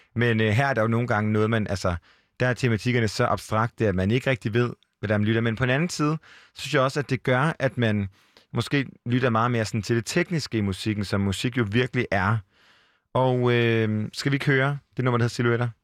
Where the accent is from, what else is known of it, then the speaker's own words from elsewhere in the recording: Jutland, Denmark; now in Copenhagen, Denmark; Jeg er også selv fra Jylland, og jeg bor også i Nordvest i København.